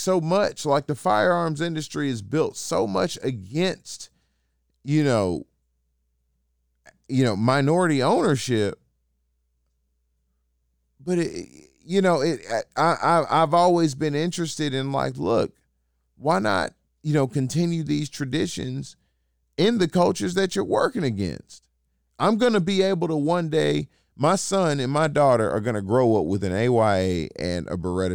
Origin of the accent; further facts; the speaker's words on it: Atlanta, Georgia, United States; I'm still from Atlanta